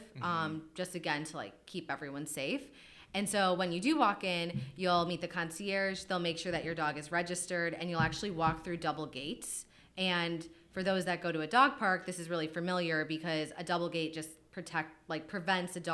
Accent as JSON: {"language": "English", "region": "Wisconsin", "country": "United States", "moved": "yes", "lives_now": "Philadelphia, United States", "said": "I'm from Wisconsin originally."}